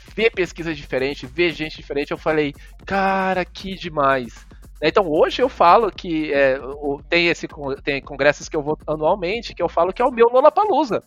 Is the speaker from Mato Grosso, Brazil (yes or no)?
yes; Cuiabá, Mato Grosso, Brazil; moved away as an adult; also born or lived in Goiânia / São Paulo; eu sou de Cuiabá, Mato Grosso, mas eu, eu fiz a graduação e o mestrado em Goiânia